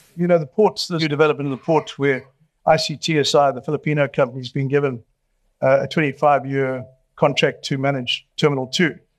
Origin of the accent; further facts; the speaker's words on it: Durban, KwaZulu-Natal, South Africa; I've been born and raised in Durban, I'm not leaving here either